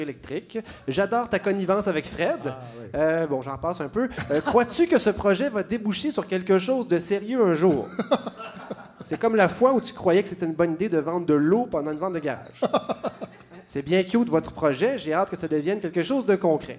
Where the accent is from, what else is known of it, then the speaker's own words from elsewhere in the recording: Montreal, Quebec, Canada; je suis Montréalais, j'adore ma ville